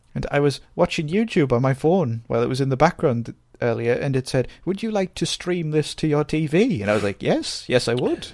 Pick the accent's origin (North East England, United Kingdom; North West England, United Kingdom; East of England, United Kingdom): North East England, United Kingdom; accent: Geordie-ish; We don't, we're not classed as Geordies. We are Geordie-ish.